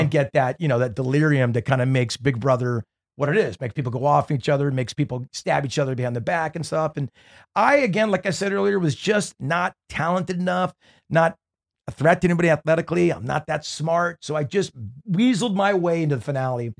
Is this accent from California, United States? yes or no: yes; Newport Beach, California, United States; growing up in Newport Beach and kinda having that beachy sound